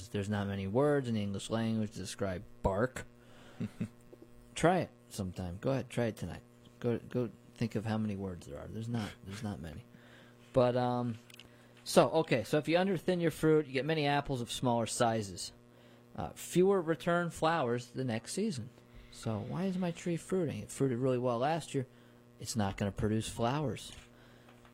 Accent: Hudson Valley, New York, United States; I grew up near orchards in the Hudson Valley

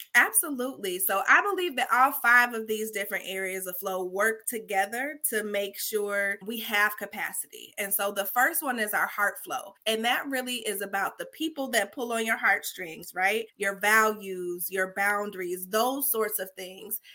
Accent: Chicago, Illinois, United States; Now I'm from Chicago

